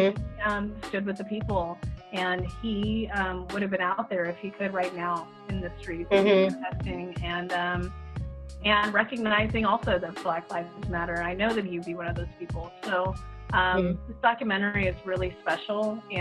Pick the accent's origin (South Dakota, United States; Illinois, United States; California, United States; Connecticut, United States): California, United States; the Bay Area; I grew up in the Bay Area. I've lived in San Francisco for a really long time